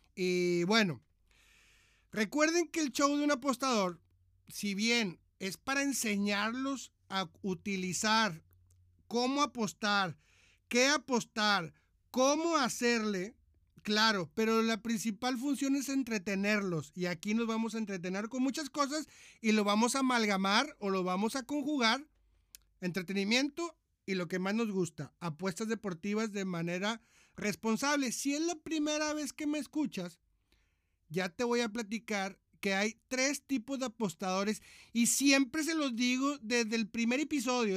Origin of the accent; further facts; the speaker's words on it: Monterrey, Nuevo León, Mexico; moved away as an adult; now in Argentina; soy de Monterrey, Nuevo León, México.